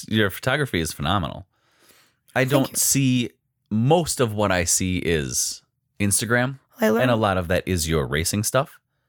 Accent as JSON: {"language": "English", "town": "Wabeno", "region": "Wisconsin", "country": "United States", "tie": "born or raised there", "said": "I grew up in Wabino, right down the road."}